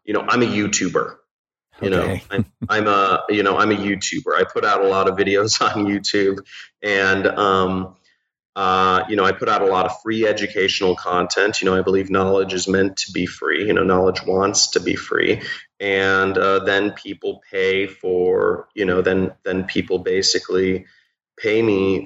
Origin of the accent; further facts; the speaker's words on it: Los Angeles, California, United States; I'm from Los Angeles, from Pacific Palisades, California